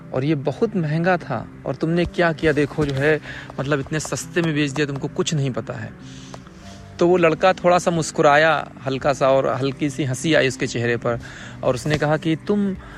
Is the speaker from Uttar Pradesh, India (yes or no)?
yes; Lucknow, Uttar Pradesh, India; now in Germany; औरिजिनली लखनऊ से हूँ लेकिन अभी मैं जर्मनी में रह रहा हूँ